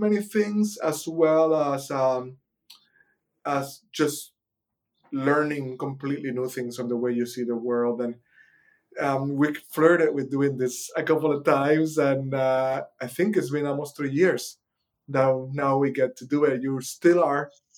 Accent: Puerto Rico; I was born in Puerto Rico, one of the last official colonies on Earth

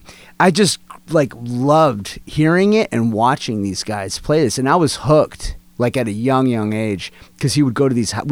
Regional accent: San Francisco Bay Area, California, United States; also born or lived in Atlanta, Georgia; I grew up in the Bay Area

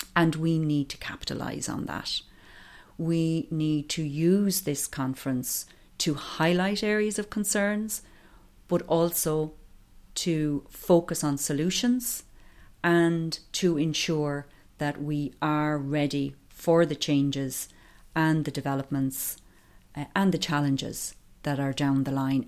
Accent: County Offaly, Leinster, Ireland; now in County Wicklow, Ireland; I'm originally from County Offaly, but I have lived in County Wicklow for over twenty years now.

